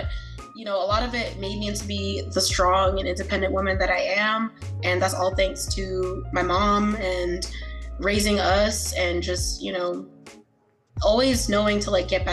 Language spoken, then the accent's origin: English; New York City, New York, United States; also born or lived in Queens, New York; growing up in Brooklyn, New York, and then going to Queens